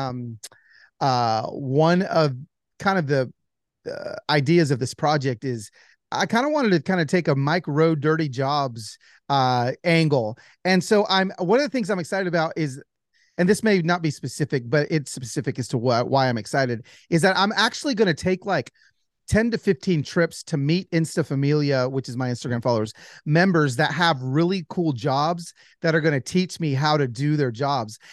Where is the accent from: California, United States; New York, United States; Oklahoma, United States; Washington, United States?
California, United States; Pico Rivera; I was born in East L A, in Pico Rivera